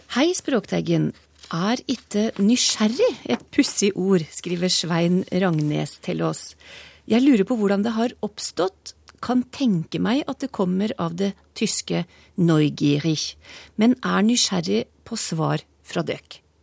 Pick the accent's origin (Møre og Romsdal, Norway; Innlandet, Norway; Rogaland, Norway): Innlandet, Norway; Trysil; jeg er født og oppvokst uten tog i Trysil